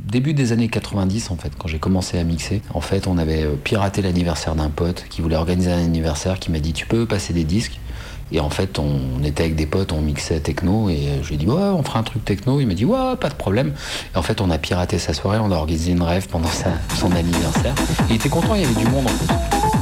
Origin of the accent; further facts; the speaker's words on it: Saint-Étienne, Auvergne-Rhône-Alpes, France; On est chez moi, à Saint-Étienne